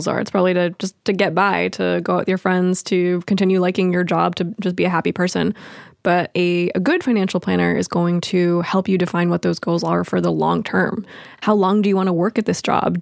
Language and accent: English; Los Angeles, California, United States; I grew up in Los Angeles.